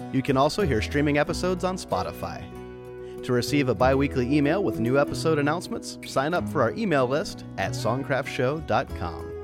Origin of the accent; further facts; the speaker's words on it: Nashville, Tennessee, United States; growing up in Nashville